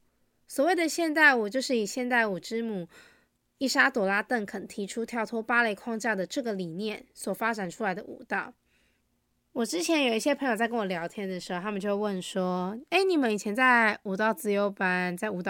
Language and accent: Chinese; Taiwan; 虽然我生在台湾，住在台湾